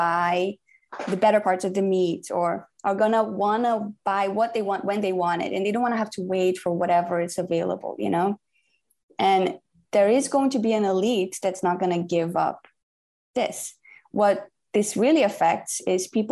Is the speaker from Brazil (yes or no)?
yes; Brazil; I'm from Brazil